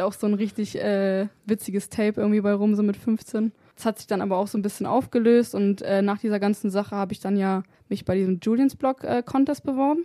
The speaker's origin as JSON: {"language": "German", "town": "Wolfsburg", "region": "Lower Saxony", "country": "Germany", "said": "bei uns in Wolfsburg"}